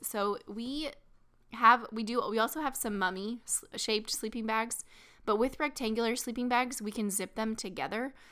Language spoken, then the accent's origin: English; small town Missouri, United States; right in my hometown, um, basically small town Missouri